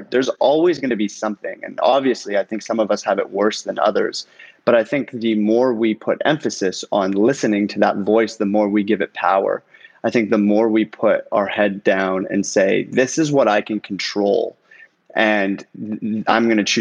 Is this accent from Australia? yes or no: no; Toronto, Ontario, Canada; moved away as an adult; also born or lived in Iran; now in Los Angeles, United States; my mom, my sister, and I moved to Canada when I was 4 years old as refugees